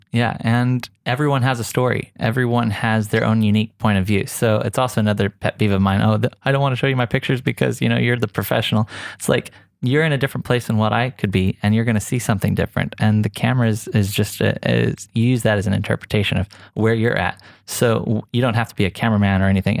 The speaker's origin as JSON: {"language": "English", "region": "Oklahoma", "country": "United States", "moved": "as an adult", "lives_now": "Dubai, United Arab Emirates", "said": "I came from a really small town in Oklahoma, and it wasn't just like I moved from Oklahoma to Dubai"}